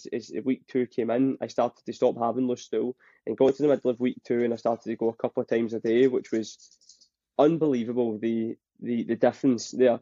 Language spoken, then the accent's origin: English; Scotland, United Kingdom; accent: Scottish; as you can tell with my accent, I'm Scottish